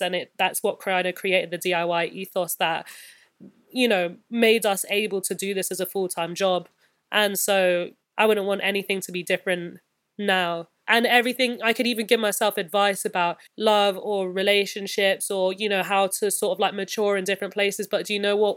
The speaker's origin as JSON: {"language": "English", "region": "London", "country": "United Kingdom", "tie": "born or raised there", "said": "I'm a born and raised, like, West London kid."}